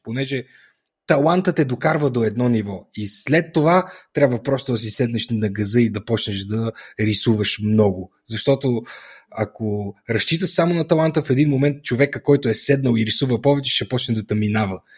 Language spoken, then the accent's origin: Bulgarian; Etropole, Sofia Province, Bulgaria; also born or lived in Pravets; от моя роден град, от Етрополе